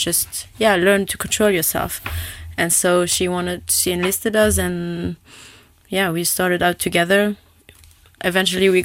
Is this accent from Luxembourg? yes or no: yes; south of Luxembourg, Luxembourg; I grew up in the south of Luxembourg. I'm born and raised here in Luxembourg, and I grew up in Bocharach